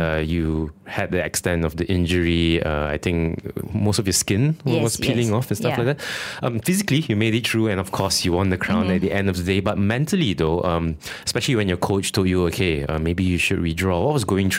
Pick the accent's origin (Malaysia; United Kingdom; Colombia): Malaysia; I'm Malaysian.